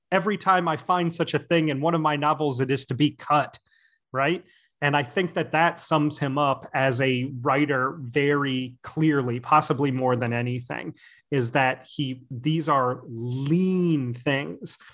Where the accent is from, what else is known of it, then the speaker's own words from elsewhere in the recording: United States; I'm an American